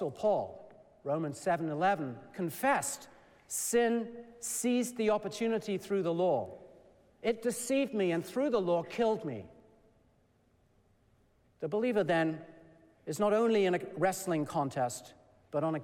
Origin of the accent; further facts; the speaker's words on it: England, United Kingdom; moved away; also born or lived in Shrewsbury, Shropshire; I was born and raised in England